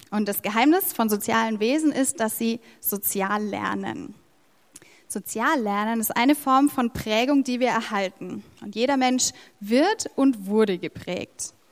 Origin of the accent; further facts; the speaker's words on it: Erlangen, Bavaria, Germany; Wir sind Deutsche, also die meisten von uns. Ähm, wir sind Franken, auch die meisten von uns. Äh, wir sind Erlanger.